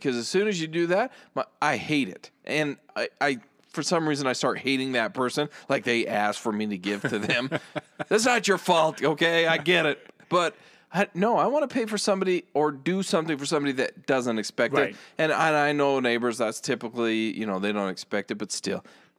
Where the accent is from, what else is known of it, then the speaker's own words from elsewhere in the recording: United States; Yeah, I'm American.